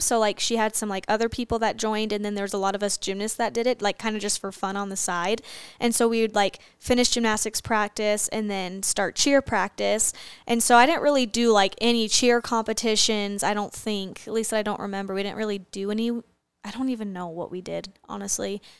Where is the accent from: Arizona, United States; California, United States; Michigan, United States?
Arizona, United States; growing up in Arizona